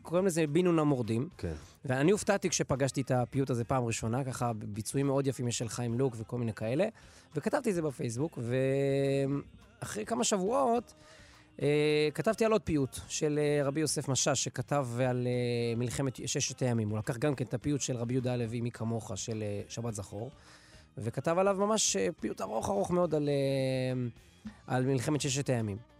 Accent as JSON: {"language": "Hebrew", "town": "Netanya", "region": "Central District", "country": "Israel", "tie": "born or raised there", "moved": "yes", "lives_now": "Samaria", "said": "אני גדלתי בנתניה. אני כיום גר בשומרון"}